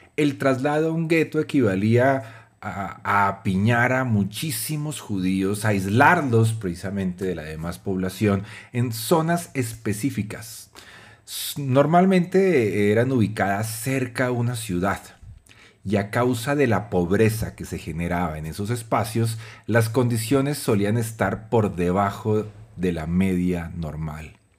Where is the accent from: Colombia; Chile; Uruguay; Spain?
Colombia; psicólogo y publicista colombiano